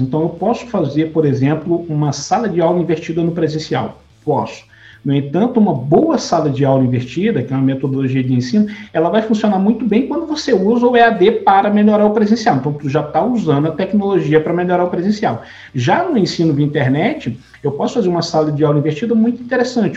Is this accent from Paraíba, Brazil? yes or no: no; São João dos Patos, Maranhão, Brazil; minha cidade natal, em São João dos Patos